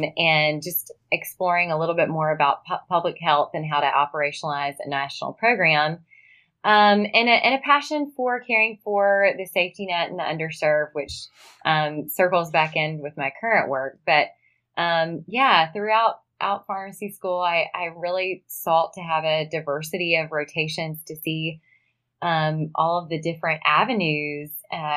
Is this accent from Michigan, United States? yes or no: no; Mississippi Delta, United States; moved away as an adult; also born or lived in Tennessee; now in Nashville, United States; I grew up in the Mississippi Delta in a small town